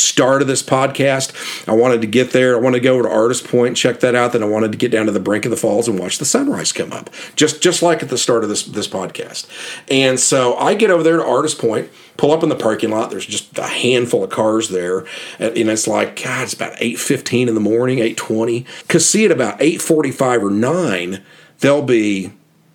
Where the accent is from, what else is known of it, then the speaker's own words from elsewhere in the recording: Oklahoma City, Oklahoma, United States; I'm from Oklahoma City